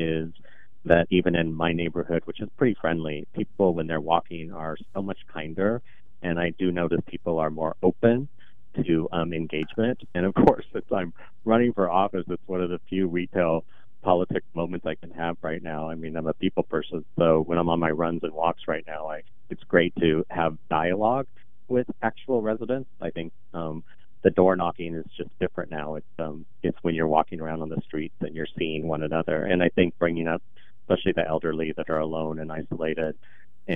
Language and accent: English; Portland, Oregon, United States; I'm born and raised here in Portland. I'm the youngest of 8 with deep North Portland roots.